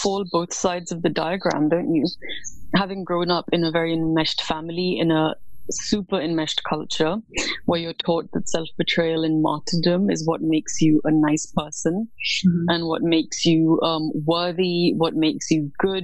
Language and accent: English; New Delhi, Delhi, India; moved away as an adult; now in London, United Kingdom; I was born in New Delhi, India. And that is where I grew up.